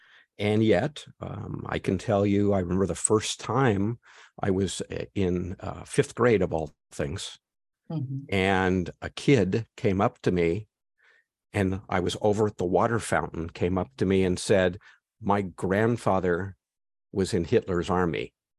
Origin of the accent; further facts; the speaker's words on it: California, United States; I was born in California, lived in California my whole life, very liberal state.